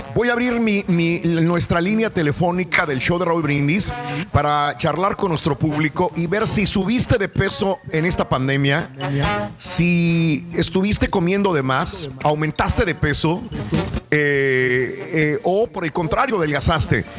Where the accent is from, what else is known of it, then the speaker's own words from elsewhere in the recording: Mexico; como mexicanos